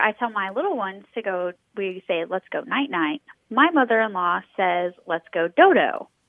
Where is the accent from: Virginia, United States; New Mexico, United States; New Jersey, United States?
New Mexico, United States; also born or lived in Colorado; now in Baton Rouge, United States; So I am from Colorado, and I grew up in New Mexico